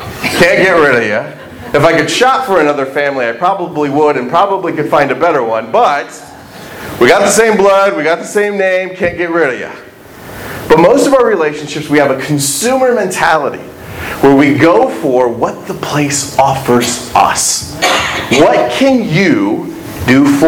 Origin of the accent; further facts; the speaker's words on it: Indiana, United States; moved away as an adult; also born or lived in Michigan; now in Texas, United States; I am a Hoosier. I am not from Texas.